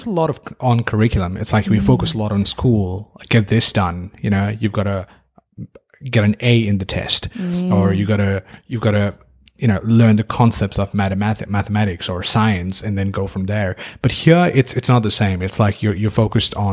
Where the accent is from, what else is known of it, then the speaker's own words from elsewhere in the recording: Nepal; moved away as an adult; now in Canberra, Australia; I grew up in Nepal for 24, 25 years. And moved here